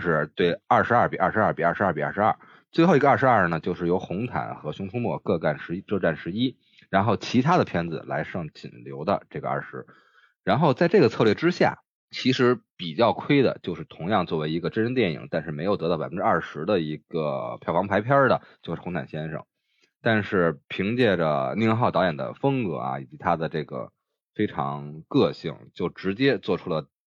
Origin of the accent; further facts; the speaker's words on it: Beijing, China; 我们北京人管这叫庙会